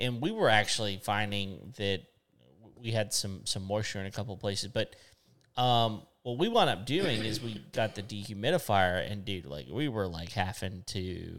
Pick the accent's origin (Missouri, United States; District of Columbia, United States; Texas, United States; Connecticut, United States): Texas, United States; West; moved away; I grew up in West Texas.